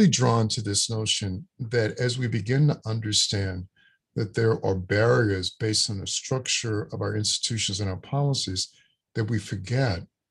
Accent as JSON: {"language": "English", "region": "Louisiana", "country": "United States", "tie": "born or raised there", "said": "a child born in 1958 and growing up in Louisiana in the Deep South"}